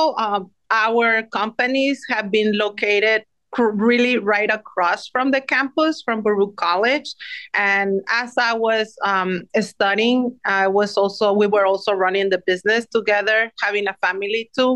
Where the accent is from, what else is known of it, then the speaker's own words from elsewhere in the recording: Mexico City, Mexico; moved away as an adult; now in New York City, United States; I am originally from Mexico City. Came here when I was 18 years old to New York City